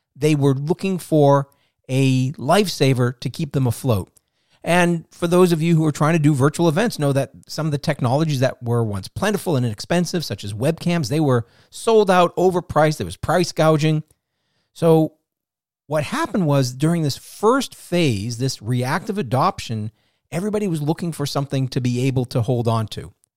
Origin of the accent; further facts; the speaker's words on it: Boston, Massachusetts, United States; moved away; I'm from the Boston area originally.